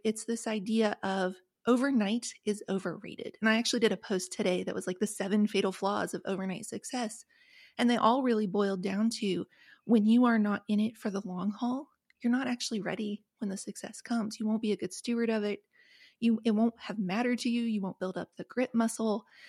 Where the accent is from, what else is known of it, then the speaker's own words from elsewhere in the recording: West Virginia, United States; the trailer where I grew up in West Virginia